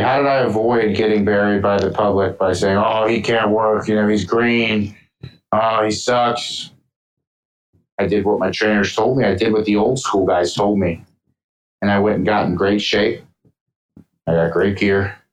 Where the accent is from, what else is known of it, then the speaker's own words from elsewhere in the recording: Atlanta, Georgia, United States; moved away; Atlanta, Georgia, where I was born, mind you. I was born in Atlanta in September 9th, 1993